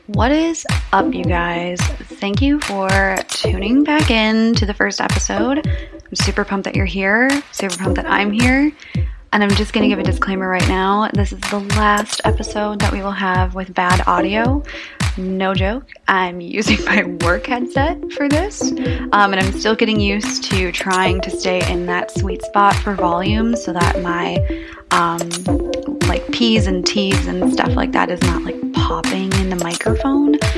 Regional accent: St. Paul, Minnesota, United States; also born or lived in Mankato, Minnesota; I'm from the Twin Cities. I've always lived in the suburbs, uh, mostly the northern suburbs of St. Paul.

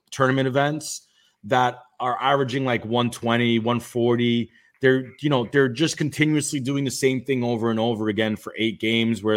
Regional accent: New York City, New York, United States; I grew up in Brooklyn

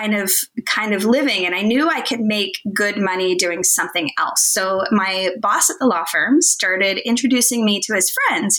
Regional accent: Bison, Kansas, United States; moved away; I grew up in Kansas in the middle of nowhere.

